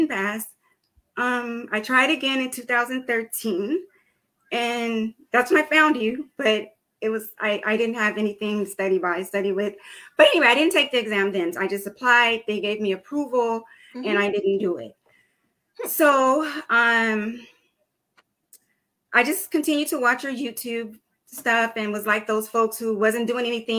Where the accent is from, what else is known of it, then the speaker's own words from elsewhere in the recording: California, United States; I am from California